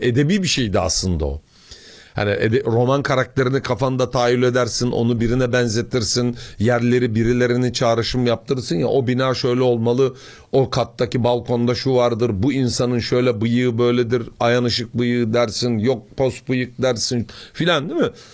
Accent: Samsun, Turkey; Bir Samsunlu olarak

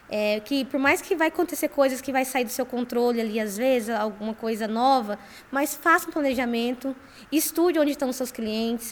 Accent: Campo Grande, Mato Grosso do Sul, Brazil; Eu sou de Campo Grande, Mato Grosso do Sul

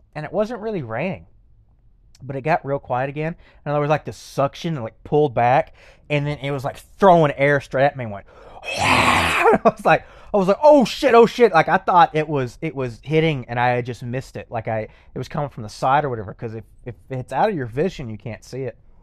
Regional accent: Lexington, Texas, United States; Lexington, my hometown

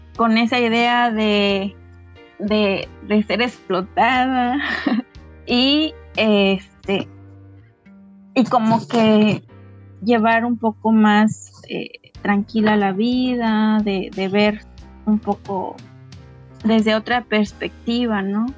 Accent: Citlala, Guerrero, Mexico; first language Nahuatl; Spanish is a second language; now in Xochistlahuaca, Mexico; nos mudamos nuevamente para, para mi pueblo, Citlala, y allá pues vamos a seguir este, trabajando el chocolate

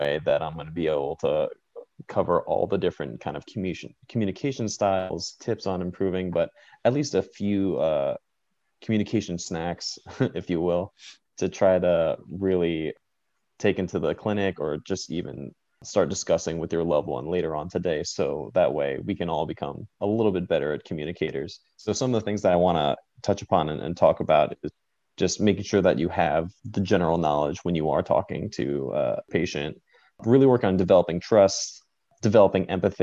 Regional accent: Lynbrook, New York, United States; moved away as an adult; also born or lived in Austin, Texas / Los Angeles, California; now in Arlington, United States; I'm from Long Island, New York, a town called Lynbrook

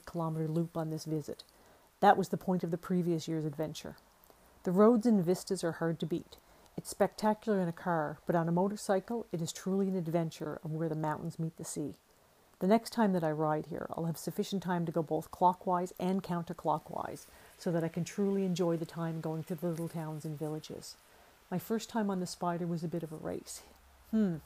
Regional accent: Nova Scotia, Canada; moved away; I was born in Nova Scotia

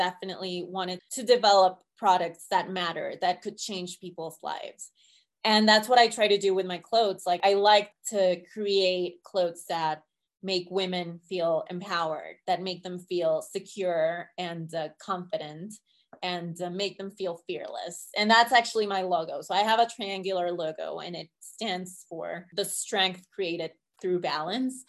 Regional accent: Colombia; English is a second language; moved away as an adult; now in United States; I was born in Colombia. So I was on a student visa

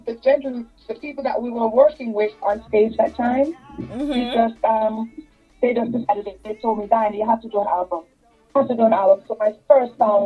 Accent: Jamaica; I'm a Jamaican by birth, born and raised in Jamaica, beautiful parish called Farringdon.

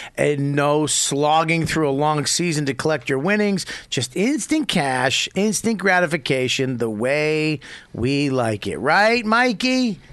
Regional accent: Denver, Colorado, United States; I'm from Denver.

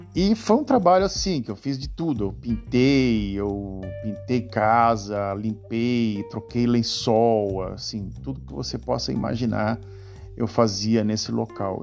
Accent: Brazil; moved away as an adult; now in Netherlands; tinha eu, como brasileiro

